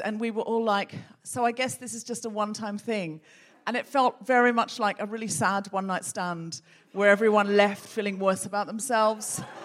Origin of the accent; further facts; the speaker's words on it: Australia; now in United Kingdom; a dual national and somebody who was born and raised in Australia